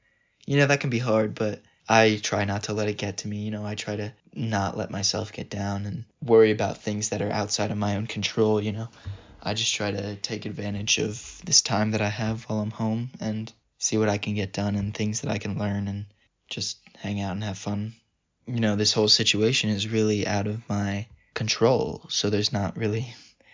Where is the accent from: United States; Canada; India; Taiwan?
United States; Denville, New Jersey; I'm from Denville, New Jersey.